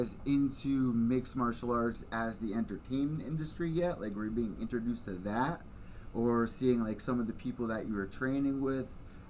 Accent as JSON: {"language": "English", "region": "Connecticut", "country": "United States", "said": "I'm from Connecticut"}